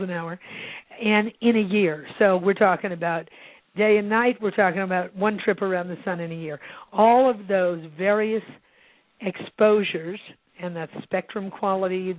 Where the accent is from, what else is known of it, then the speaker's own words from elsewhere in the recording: Illinois, United States; also born or lived in Santa Barbara; now in Santa Fe, United States; I grew up in the Midwest, and in Illinois